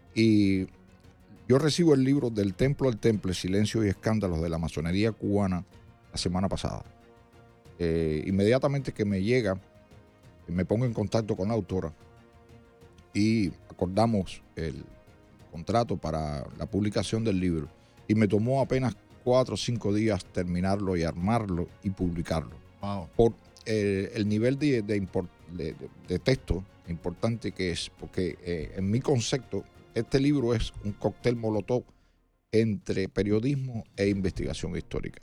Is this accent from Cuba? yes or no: yes; Cuba; now in United States; yo me siento cubano y americano al mismo tiempo